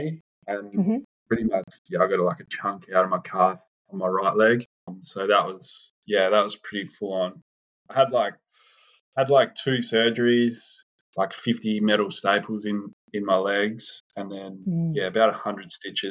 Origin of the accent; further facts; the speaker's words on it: Western Australia, Australia; I grew up in Western Australia